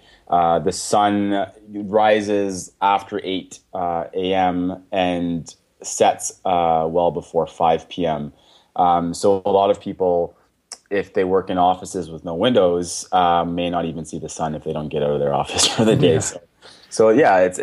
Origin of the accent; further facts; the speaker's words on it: Victoria, British Columbia, Canada; also born or lived in Toronto; now in Edmonton, Canada; I grew up in Victoria.